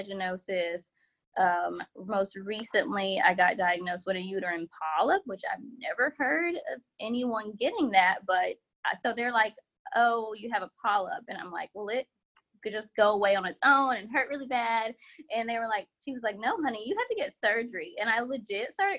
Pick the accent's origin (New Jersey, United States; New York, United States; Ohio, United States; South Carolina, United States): South Carolina, United States; Columbia; now in Charlotte, United States; I currently live in Charlotte, North Carolina, but born and raised in Columbia, South Carolina.